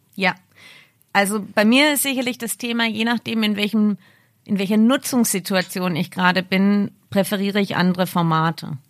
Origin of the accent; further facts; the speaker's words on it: Ravensburg, Baden-Württemberg, Germany; moved away; in der Nähe von meiner Heimat in Ravensburg